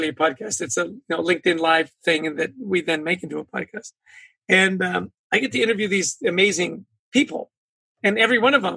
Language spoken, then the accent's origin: English; British Columbia, Canada; moved away; I grew up in British Columbia. So as a kid, I was surrounded by magnificent mountains and the ocean